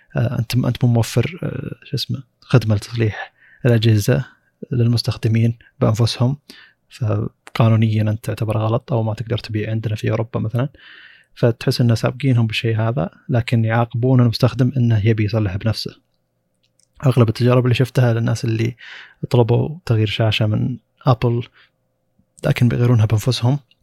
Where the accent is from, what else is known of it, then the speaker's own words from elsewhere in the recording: Saudi Arabia; موجود عندنا بالسعوديه